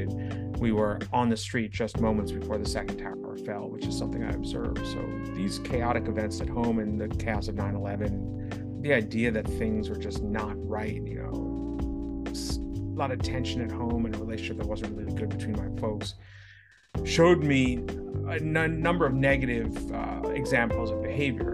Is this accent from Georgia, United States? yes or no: no; New York City, New York, United States; I grew up in New York City.